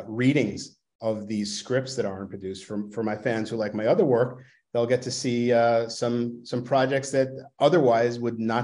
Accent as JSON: {"language": "English", "town": "New York City", "region": "New York", "country": "United States", "tie": "born or raised there", "accent": "Brooklynese", "moved": "yes", "said": "I grew up in Brooklyn"}